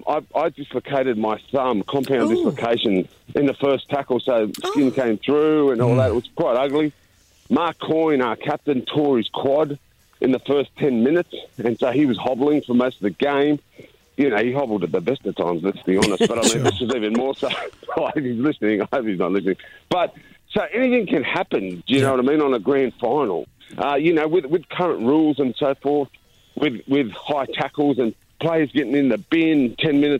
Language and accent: English; Sydney, New South Wales, Australia; I was born in the St. George area